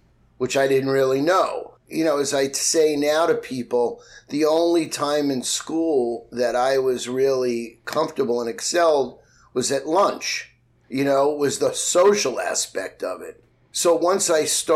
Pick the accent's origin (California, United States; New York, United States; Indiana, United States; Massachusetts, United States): New York, United States; New York City; I grew up in Queens. I grew up in a city housing project.